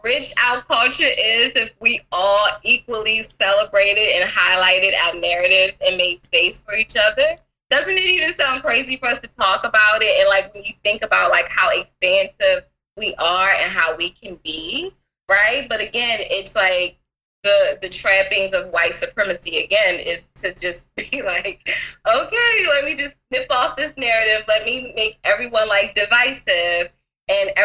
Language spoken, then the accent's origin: English; Baltimore, Maryland, United States; now in California, United States; I'm originally from Baltimore